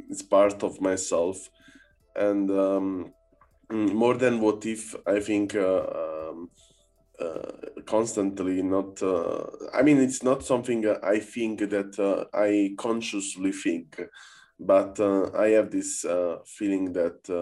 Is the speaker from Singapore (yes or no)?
no; Naples, Campania, Italy; moved away; also born or lived in Berlin; I'm from Naples, no, originally